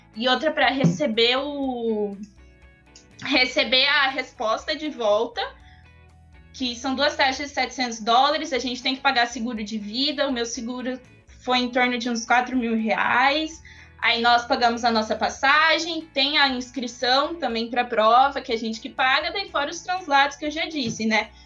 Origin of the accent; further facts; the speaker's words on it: Foz do Iguaçu, Paraná, Brazil; eu tenho 19 anos, eu sou de Foz do Iguaçu